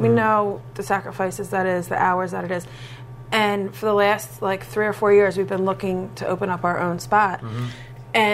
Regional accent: Bridgeport, Pennsylvania, United States; I'm from Bridgeport. {S0} Okay. {S2} Grew up in Bridgeport, went to Upper Marion.

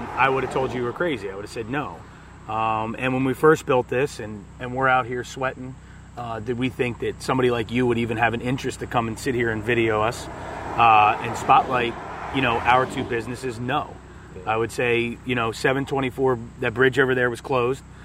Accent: Audubon, Pennsylvania, United States; also born or lived in Lower Pottsgrove, Pennsylvania; now in Royersford, United States; I grew up in Lower Potts Grove uh, till about second grade, and then moved to uh, Audubon, uh, which was in you know Montgomery County area

